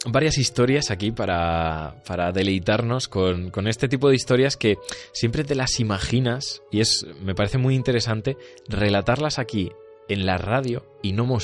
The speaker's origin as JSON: {"language": "Spanish", "town": "Peñaranda de Bracamonte", "region": "Castile and León", "country": "Spain", "tie": "born or raised there", "said": "incluso en mi pueblo eh, se ha llevado mucho esto de casas encantadas. Allí en Peñalanda hay casas encantadas para, tomar, eh, dar y regalar. Y, y, también como que he crecido yo en, bueno, al fin y al cabo, en, una, en un ambiente"}